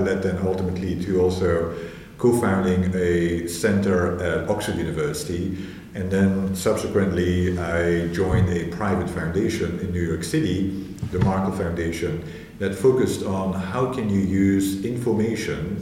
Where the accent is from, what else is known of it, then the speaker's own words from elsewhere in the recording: Belgium; moved away as an adult; also born or lived in Glasgow; I'm initially from Belgium, where I was based